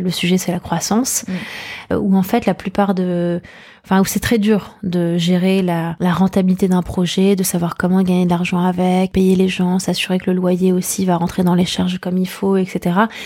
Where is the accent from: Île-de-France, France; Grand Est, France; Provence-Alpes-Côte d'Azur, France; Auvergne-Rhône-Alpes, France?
Île-de-France, France; Paris; j'ai grandi à Paris, dans le 17e arrondissement